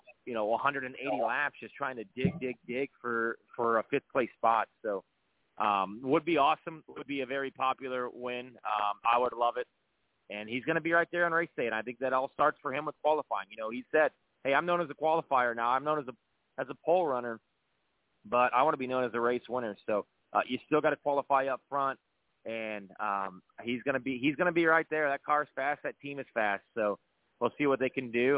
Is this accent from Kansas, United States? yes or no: no; Northwest Indiana, United States; growing up in Northwest Indiana